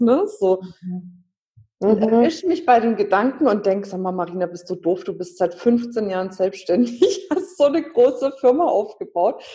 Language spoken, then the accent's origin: German; Franconia, Bavaria, Germany; ich bin Fränkin. Wir haben ständig Wörter, die wir benutzen, die es eigentlich gar nicht gibt